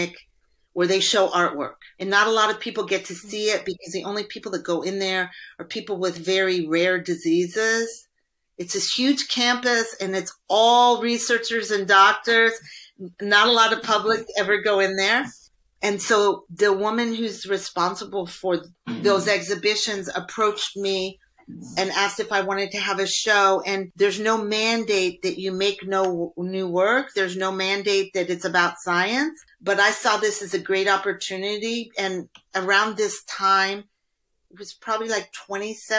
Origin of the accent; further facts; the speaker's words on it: Indiana, United States; I grew up in Indiana. That's like a corn growing part of the United States.